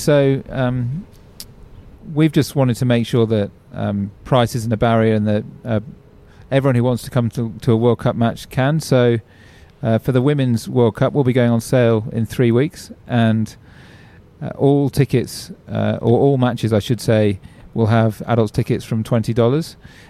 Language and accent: English; England, United Kingdom; now in Australia; you can probably tell from my accent that I'm from England originally.